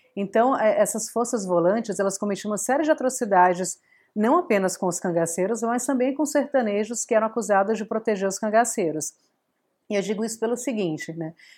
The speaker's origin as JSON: {"language": "Portuguese", "town": "Fortaleza", "region": "Ceará", "country": "Brazil", "tie": "born or raised there", "also_born_or_lived": "Mossoró", "said": "eu sou do Nordeste, eu cresci em Fortaleza e a minha família é de Mossoró"}